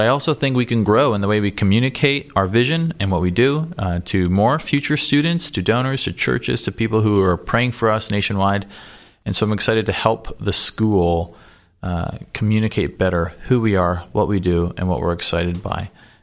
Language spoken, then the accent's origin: English; Cambridge, Ontario, Canada; another Canadian, so maybe he can sharpen my accent for me. But I grew up in a town called Cambridge, Ontario.